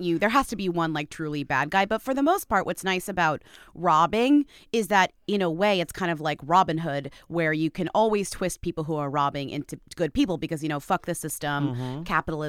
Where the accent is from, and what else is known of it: United States